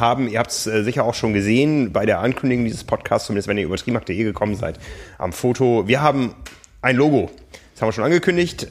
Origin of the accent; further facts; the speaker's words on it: Hamburg, Germany; als Hamburger